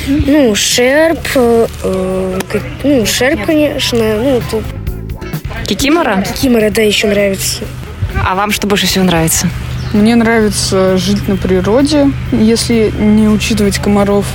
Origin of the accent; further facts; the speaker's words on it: Saint Petersburg, Russia; тоже из э, Санкт-Петербурга.